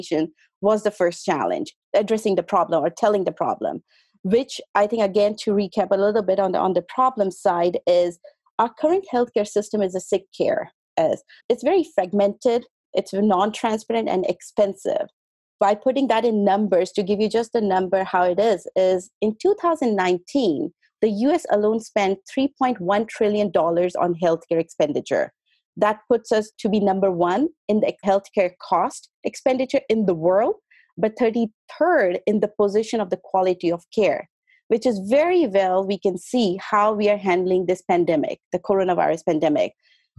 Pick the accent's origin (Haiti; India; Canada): India; moved away as an adult; also born or lived in St. Petersburg, Russia; now in Los Angeles, United States; I was born in India, and I went to Russia, St. Petersburg, for my medical school. There I did my medicine and went back to India to practice as a physician